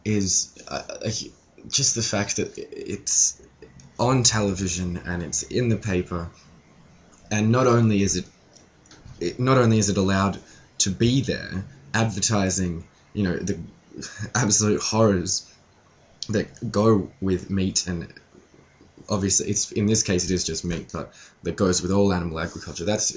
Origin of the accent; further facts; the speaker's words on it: Australia; I'm Australian